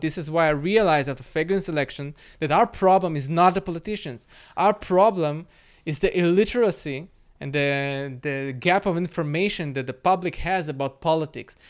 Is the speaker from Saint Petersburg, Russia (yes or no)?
no; Moscow, Russia; now in Israel; I was born in Moscow